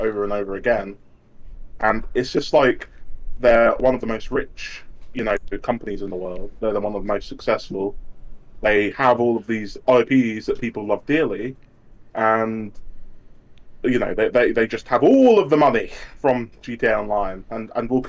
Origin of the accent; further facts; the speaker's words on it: United Kingdom; I'm British.